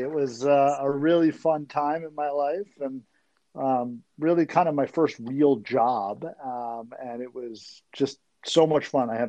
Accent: United States; also born or lived in Potomac, Maryland; I am 41 years old. I live in Potomac, Maryland. I grew up outside of Washington, D.C.

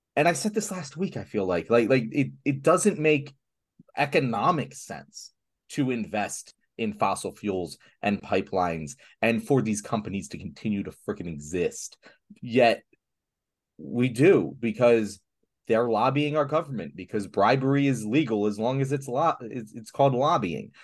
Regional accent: Philadelphia, Pennsylvania, United States; as a Philadelphian

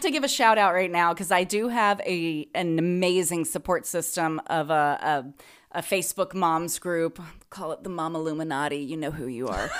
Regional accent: the South, United States; moved away; I'm from the South

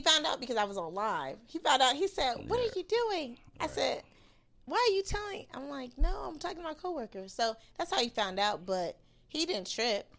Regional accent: California, United States; I'm from Cali

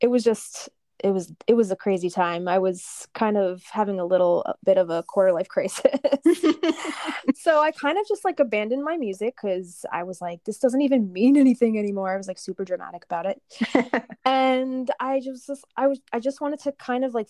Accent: New Jersey, United States; I'm from New Jersey

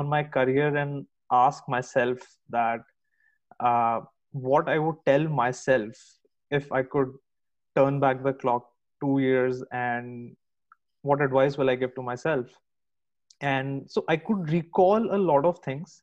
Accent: India; moved away as an adult; now in United States; I'm originally from India.

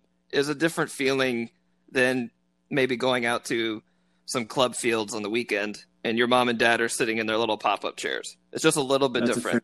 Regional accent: Keller, Texas, United States; also born or lived in Watauga, Texas; I grew up in Keller, so I was actually in Watauga, and we went to Keller Central.

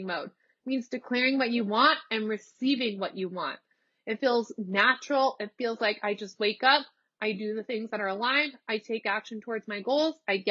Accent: Nebraska, United States; moved away as an adult; also born or lived in Los Angeles, California; now in Texas, United States; I'm from Nebraska. I moved to LA. I lived in LA for 3 years. I moved from LA to Texas back across the country.

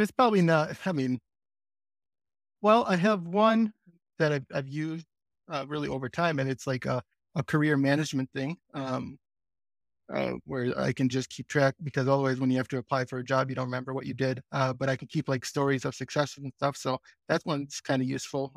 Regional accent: Green Bay, Wisconsin, United States; I'm also from Green Bay, Wisconsin

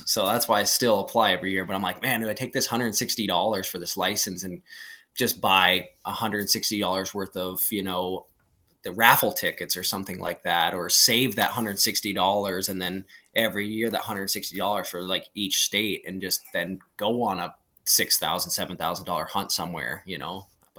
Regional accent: Montana, United States; born and raised in Montana. It's definitely my number one pick.

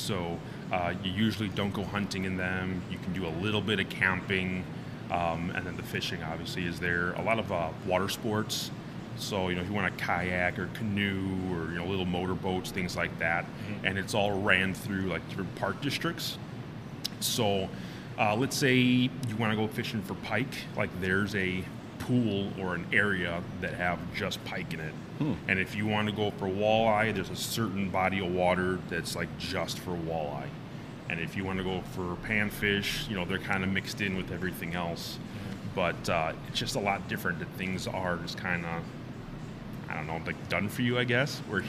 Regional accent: Chicago, Illinois, United States; moved away as an adult; now in Iowa, United States; I'm originally from Chicago. I moved here about 4 or 5 years ago, maybe a little bit longer than

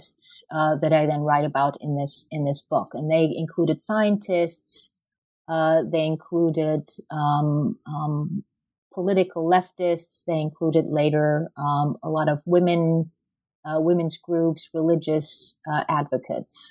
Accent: Germany; moved away as an adult; now in United States; I'm originally from Germany

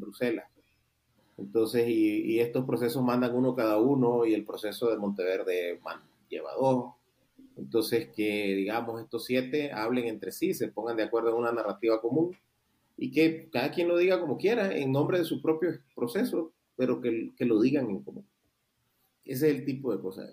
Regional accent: Nicaragua

